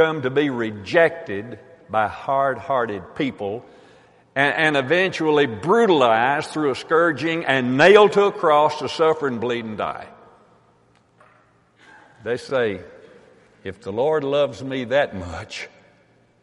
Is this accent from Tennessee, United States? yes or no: yes; Tennessee, United States; I'm from Tennessee